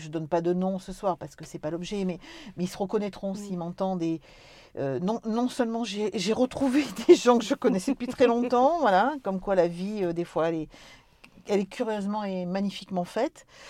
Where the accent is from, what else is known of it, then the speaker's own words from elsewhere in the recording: Corrèze, Nouvelle-Aquitaine, France; on est des Corésiennes